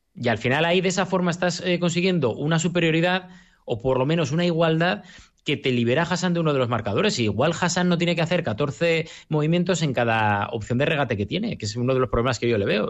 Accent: Gijón, Asturias, Spain; como sportinguista y como asturiano y como gijonés

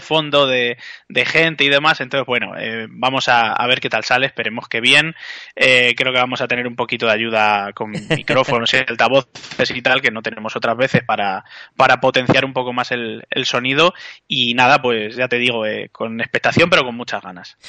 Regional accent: Béjar, Castile and León, Spain; somos de Bejar y estamos fuera

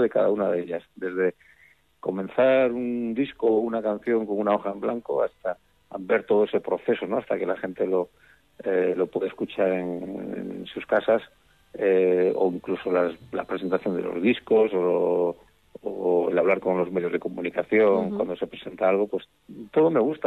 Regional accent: Cantabria, Spain; soy el cántabro más asturiano

